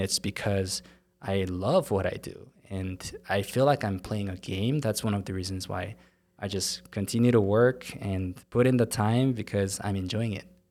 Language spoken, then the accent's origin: English; South Korea; English is a second language; now in Utah, United States; I was in Korea, and, uh, I moved here to Utah about fifteen years ago, and, um, you know, English is not my first language